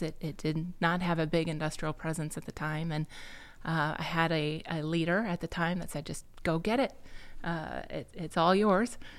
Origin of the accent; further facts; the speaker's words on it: Bettendorf, Iowa, United States; I'm an Iowa native. Uh, I was raised in the Quad Cities